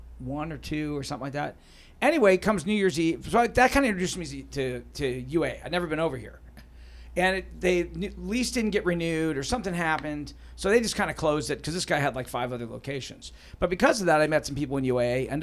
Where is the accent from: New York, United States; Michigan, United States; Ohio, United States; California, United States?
Ohio, United States; Columbus; I grew up in Columbus